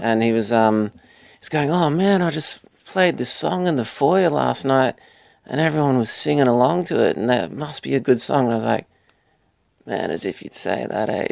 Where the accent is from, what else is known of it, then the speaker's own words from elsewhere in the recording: Australia; Being Australian